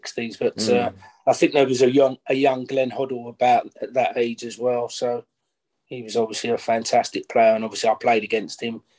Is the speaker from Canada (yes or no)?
no; Goodmayes, London, United Kingdom; also born or lived in Barking / Ilford; Yeah, I was born in Barking, but I lived in Goodmayes.